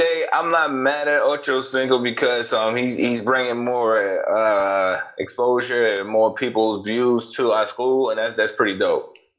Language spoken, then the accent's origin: English; New York, United States; moved away; also born or lived in Florida; Even though I'm from New York.